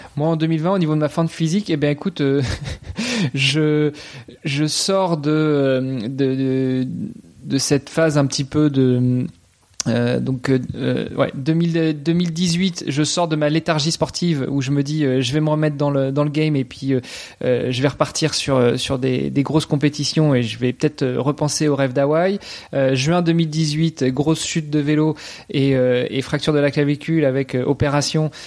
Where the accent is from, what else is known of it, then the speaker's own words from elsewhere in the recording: Normandy, France; moved away as an adult; also born or lived in Luxembourg; je suis franco-italien, donc euh, j'ai grandi en Normandie, ma maman est normande, mon papa est, italien